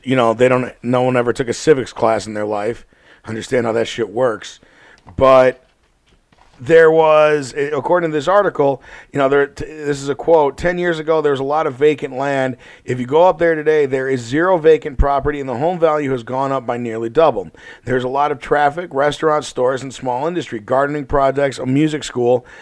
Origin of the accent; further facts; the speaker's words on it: Chicago, Illinois, United States; We're from Chicago here.